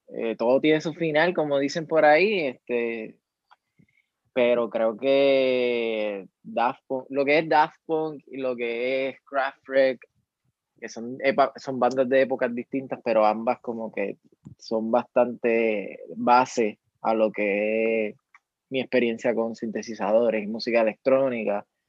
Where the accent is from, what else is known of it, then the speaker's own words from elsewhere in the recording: Mayagüez, Puerto Rico; moved away as an adult; now in San Juan metropolitan area, Puerto Rico; de Mayagüez, mayagüezano, siempre orgullosa, aunque esté viviendo en, la, en el área metropolitana.